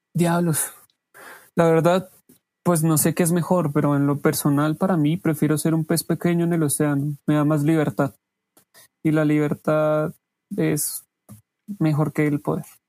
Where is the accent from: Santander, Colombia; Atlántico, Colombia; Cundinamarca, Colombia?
Cundinamarca, Colombia; Pacho; now in Bogotá, Colombia; viví la mayoría de, mi infancia en Pacho, Dinamarca